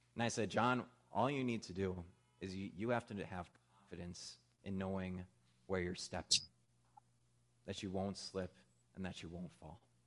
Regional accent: Midwest, United States; moved away; Where I grew up out in the Midwest, it got cold really, really fast

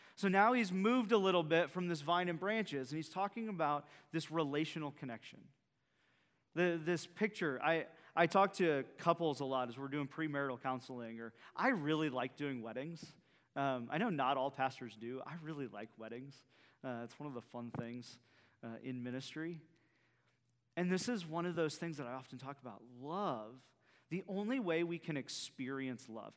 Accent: central Iowa, United States; now in Bayport, United States; my wife and I, uh, are both central Iowa folks

